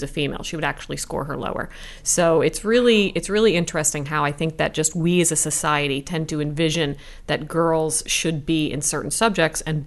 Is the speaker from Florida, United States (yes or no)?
no; New Jersey, United States; I'm from Jersey, born and raised